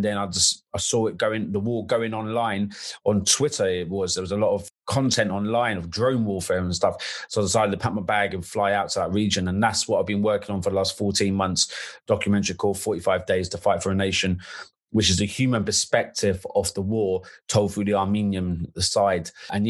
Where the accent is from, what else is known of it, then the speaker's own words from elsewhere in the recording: United Kingdom; My father's Syrian. I'm British.